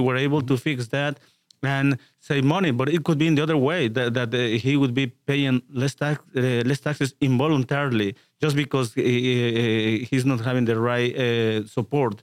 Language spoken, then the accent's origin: English; Mexico; moved away as an adult; also born or lived in Chicago / Houston area; now in Houston, United States; I have a, work in all my professional life down there in Mexico, except for the last ten years when we came to the U.S